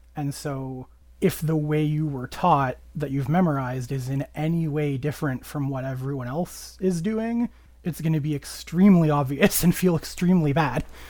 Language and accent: English; Canada; I am a Canadian